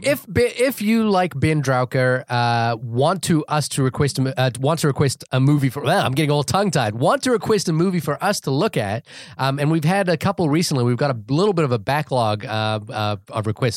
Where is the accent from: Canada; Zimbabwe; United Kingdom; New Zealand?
New Zealand; moved away as an adult; also born or lived in California; now in United States; I'm from New Zealand